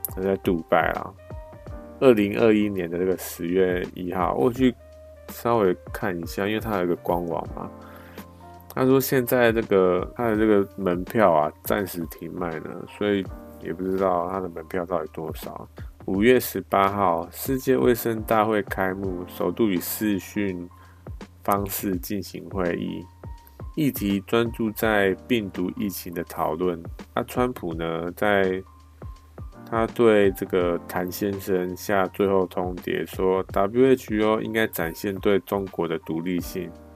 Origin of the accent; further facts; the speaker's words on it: Taiwan; 我们那个台湾